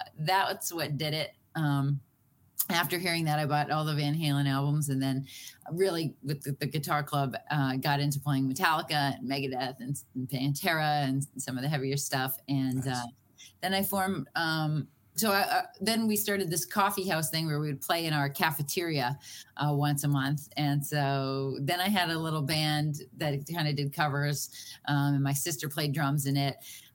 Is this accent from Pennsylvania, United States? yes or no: no; Boston, Massachusetts, United States; I'm from Boston